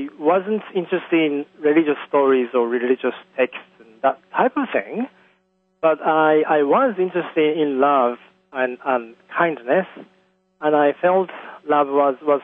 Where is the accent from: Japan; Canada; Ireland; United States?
Japan; Tokyo; I was raised in Japan. I was born in Tokyo